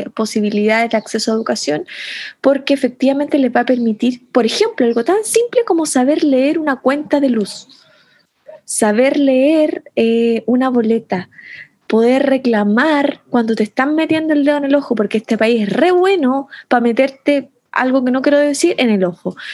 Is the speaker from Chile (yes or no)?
yes; Chile